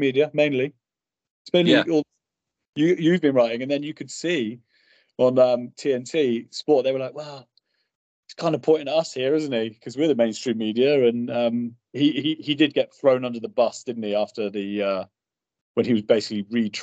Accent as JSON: {"language": "English", "country": "United Kingdom", "said": "being British"}